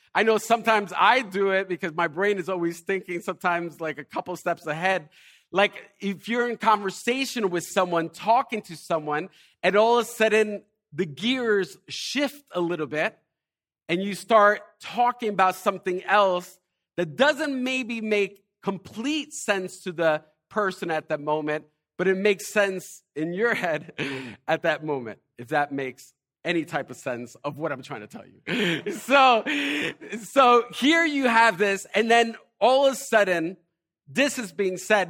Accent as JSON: {"language": "English", "town": "Elizabeth", "region": "New Jersey", "country": "United States", "said": "I'm from Elizabeth"}